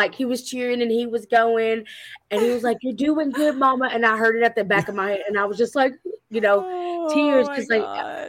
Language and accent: English; Tullahoma, Tennessee, United States; you're talking to a small town girl that's literally in a town called Tullahoma that's maybe less than 5,000 people, and you're just like, you know, maybe 3,000 people altogether. It's a very small town. One main road connects us from point A to point B.